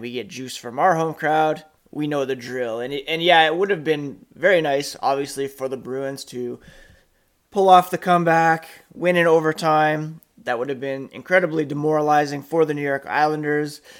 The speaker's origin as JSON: {"language": "English", "town": "Ottawa", "region": "Ontario", "country": "Canada", "tie": "born or raised there", "also_born_or_lived": "Manitoba", "lives_now": "Guelph, Canada", "said": "I grew up in Ottawa"}